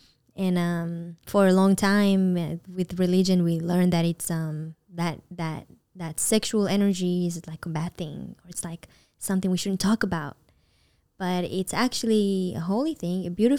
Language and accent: English; Israel; now in Los Angeles, United States; when I was new here and I first moved to LA and I came from Israel